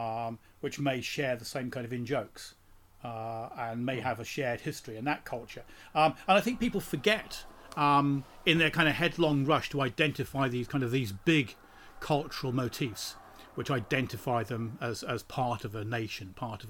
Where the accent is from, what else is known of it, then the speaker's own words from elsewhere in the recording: London, United Kingdom; I'm from this small town in southeast London.